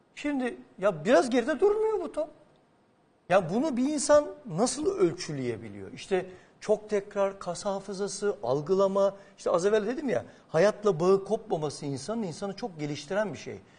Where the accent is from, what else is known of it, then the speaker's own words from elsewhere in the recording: Adapazarı, Sakarya, Turkey; Ben Adapazarlıyım